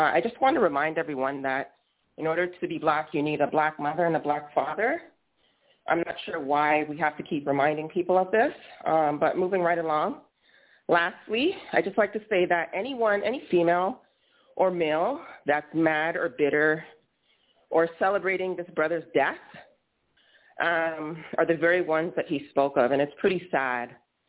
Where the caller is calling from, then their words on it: Toronto, Ontario, Canada; So I'm calling in from Toronto, Canada